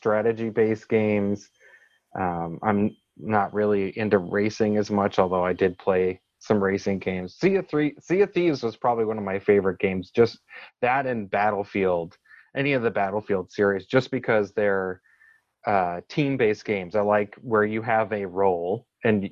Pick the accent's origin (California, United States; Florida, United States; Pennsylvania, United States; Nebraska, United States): Pennsylvania, United States; Pittsburgh; moved away as an adult; now in Charlotte, United States; I'm originally from Pittsburgh, Pennsylvania